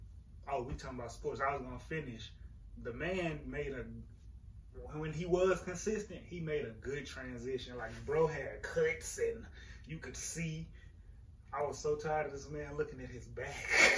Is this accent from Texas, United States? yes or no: yes; Houston, Texas, United States; I'm not from DC. I'm from Houston.